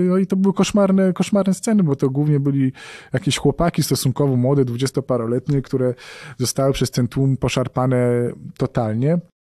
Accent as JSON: {"language": "Polish", "country": "Poland", "said": "jestem dziennikarzem z Polski"}